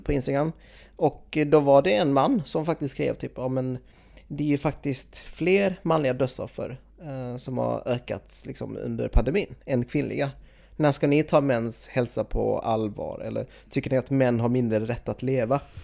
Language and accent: Swedish; Sweden; jag är född i Sverige, jag är ju etnisk svensk